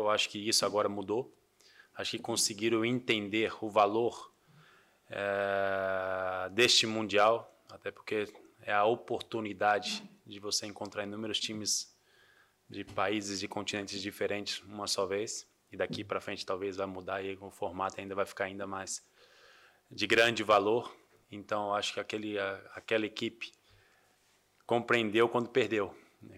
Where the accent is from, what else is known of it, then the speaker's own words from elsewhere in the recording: Brazil; eu, como brasileiro